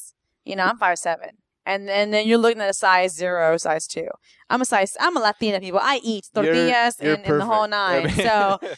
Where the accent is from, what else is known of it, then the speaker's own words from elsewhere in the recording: Los Angeles, California, United States; moved away; I was born in East